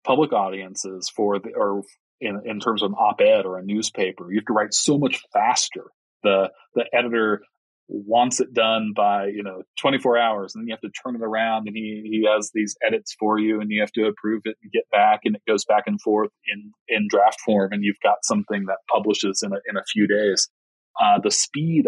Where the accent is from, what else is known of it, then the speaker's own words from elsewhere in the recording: Kansas City, United States; moved away; I grew up in Kansas City